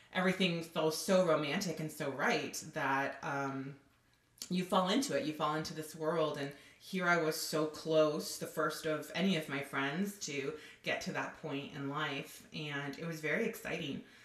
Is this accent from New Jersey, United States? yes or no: no; Southern California, United States; also born or lived in Los Angeles; I'm originally from Southern California, and I still live in Los Angeles